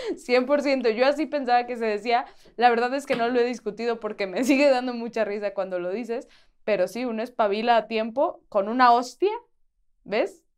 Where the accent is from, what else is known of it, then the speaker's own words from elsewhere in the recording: Aguascalientes, Mexico; moved away; en Aguascalientes, de donde yo soy